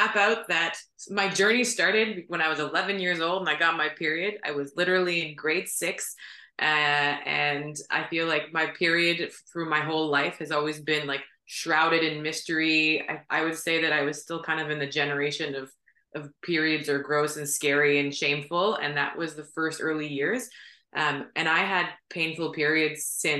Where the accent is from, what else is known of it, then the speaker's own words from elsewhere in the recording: Ottawa, Ontario, Canada; I was born and raised in Ottawa